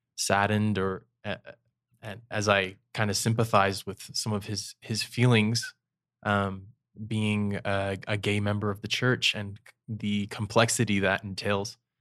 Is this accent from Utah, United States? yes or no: yes; St. George, Utah, United States; also born or lived in Soda Springs, Idaho / Brasilia, Brazil; when I was ten, moved to Saint George, Utah